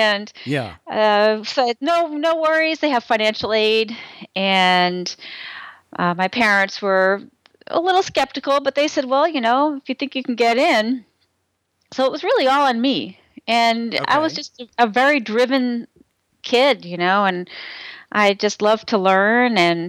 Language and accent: English; Cambridge, Massachusetts, United States; I grew up in Cambridge. I grew up a mile away from Harvard.